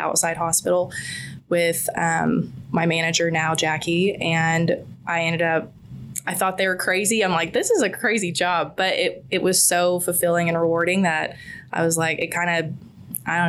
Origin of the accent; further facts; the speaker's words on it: Midwest City, Oklahoma, United States; also born or lived in Choctaw; Born and raised Midwest City